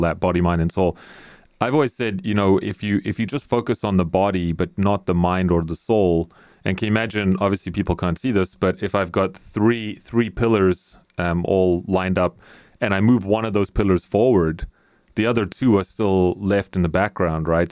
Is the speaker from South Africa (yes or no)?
yes; South Africa; I grew up in South Africa